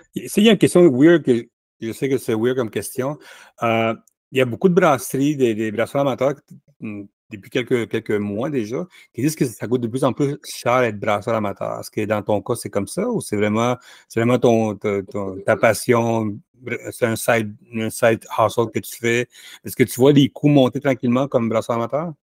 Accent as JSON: {"language": "French", "town": "Laval", "region": "Quebec", "country": "Canada", "said": "J'allais dire que je suis de Montréal, mais je veux de Laval"}